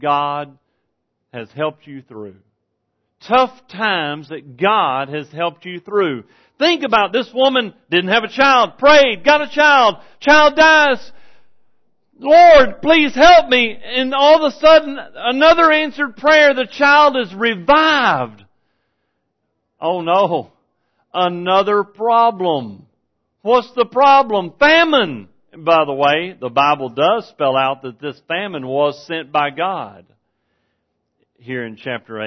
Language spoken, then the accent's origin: English; Texas, United States; I'm from Texas.